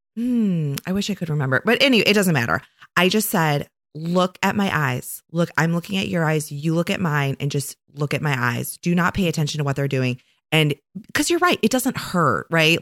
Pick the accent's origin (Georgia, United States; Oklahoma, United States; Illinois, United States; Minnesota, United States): Illinois, United States; Oak Park; now in Saint Joseph, United States; I am originally from Chicago, a very near west suburb of Chicago called Oak Park